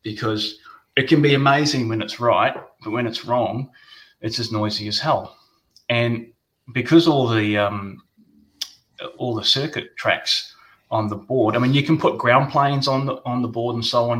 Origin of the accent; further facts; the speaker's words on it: Auckland, New Zealand; moved away as an adult; now in Australia; Auckland, New Zealand, which is where I grew up. I'm a New Zealander by birth, actually. Been in Australia for about, I don't know, 20-odd years